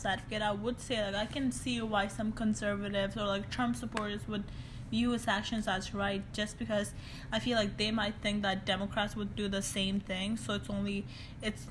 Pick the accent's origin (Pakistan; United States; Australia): Pakistan; Azad Kashmir; as a Pakistani Kashmiri